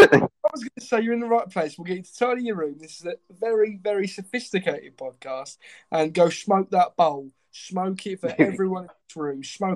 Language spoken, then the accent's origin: English; Milton Keynes, South East England, United Kingdom; moved away; when I was growing up in Milton Keynes.